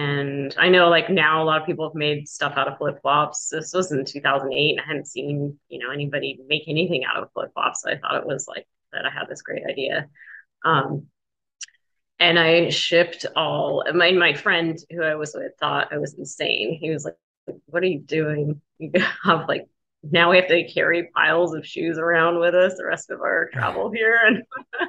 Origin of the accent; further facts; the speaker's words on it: Flagstaff, Arizona, United States; Growing up in Flagstaff, I knew about the Forest Service and I knew about the hotshots.